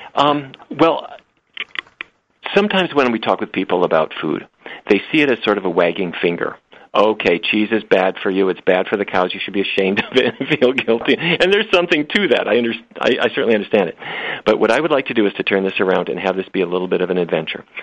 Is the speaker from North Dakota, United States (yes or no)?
yes; Fargo, North Dakota, United States; when I grew up in Fargo, North Dakota, it was roast beef, baked potatoes, and corn every day